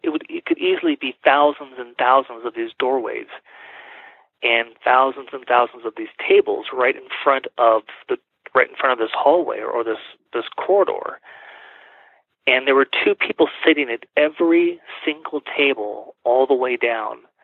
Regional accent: California, United States; moved away as an adult; now in Colorado Springs, United States; I am originally from California, mm-hmm. but have lived in Colorado, in Colorado Springs about 20 years now

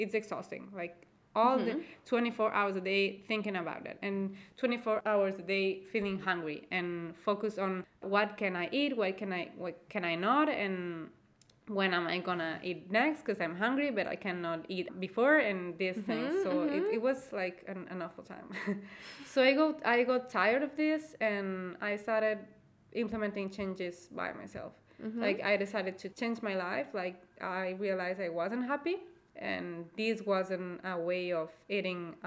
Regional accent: Spain; I am from Spain and I actually live in Spain

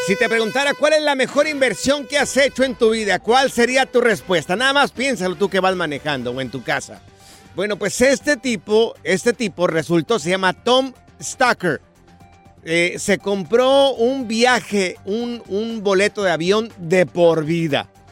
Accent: Jalisco, Mexico; yo soy este jalisciense

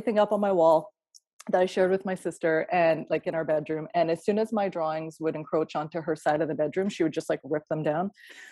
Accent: Kelowna, British Columbia, Canada; moved away; I grew up near you in Kelowna.

